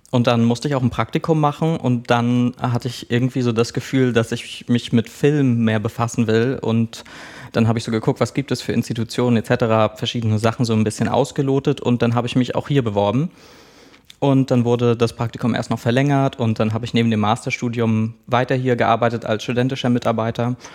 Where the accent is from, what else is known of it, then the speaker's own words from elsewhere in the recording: Schwerin, Mecklenburg-Vorpommern, Germany; also ich bin in Schwerin-Lankow groß geworden, das ist eine Plattenbausiedlung.